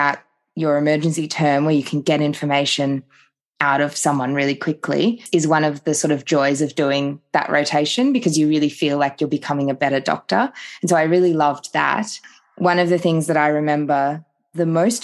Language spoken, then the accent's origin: English; Phillip Island, Victoria, Australia; moved away as an adult; also born or lived in Queensland / Townsville / Cairns / Sunshine Coast; now in Darwin, Australia; So I am originally from Victoria. I grew up down on Phillip Island